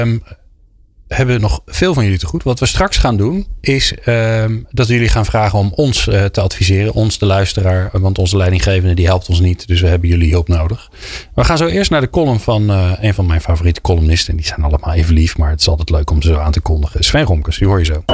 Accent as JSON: {"language": "Dutch", "country": "Netherlands", "said": "als Hollanders"}